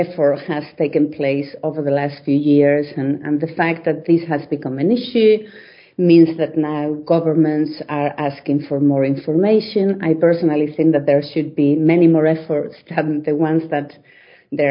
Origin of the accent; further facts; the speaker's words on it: Spain; moved away as an adult; also born or lived in Belgium; now in London, United Kingdom; I was born in Spain, and I studied there during all my studying years, really. So I did a school there in my village